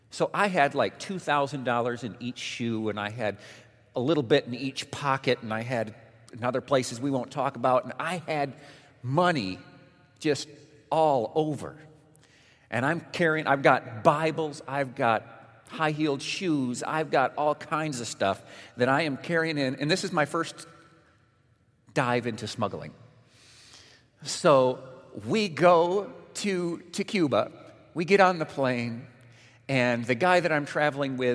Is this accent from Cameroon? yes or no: no; Mexico; born there; Many of you know that my parents were missionaries when I was born. So it means I was born in Mexico.